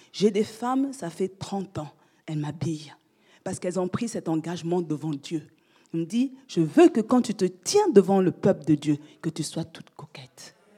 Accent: France; j'ai passé mon enfance en France

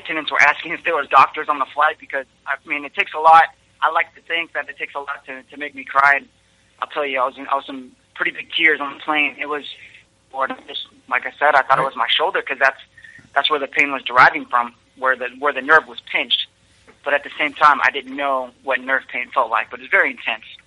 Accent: Kansas City, Missouri, United States; I'm from Kansas City, Missouri

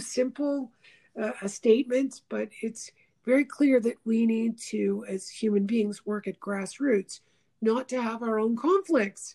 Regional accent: Montreal, Quebec, Canada; growing up in Montreal.

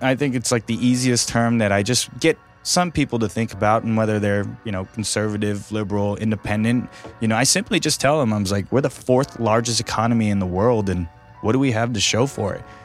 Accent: Sacramento, California, United States; moved away as an adult; now in Fresno, United States; I grew up right off of Watt Avenue and Eighth Street.

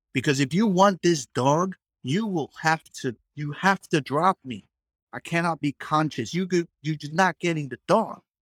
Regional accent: New York City, New York, United States; I grew up in the hood. I grew up in the Bronx

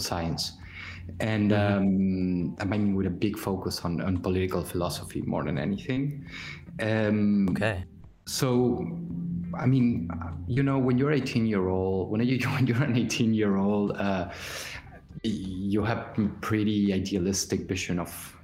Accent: Argentina; moved away; I'm a child of the 2001 Argentinian crisis, where I come from Argentina

